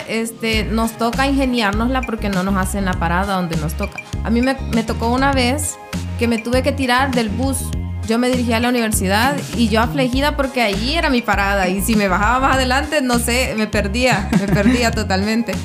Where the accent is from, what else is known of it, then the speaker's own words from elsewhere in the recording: El Salvador; salvadoreña, soy salvadoreña y soy ajolotada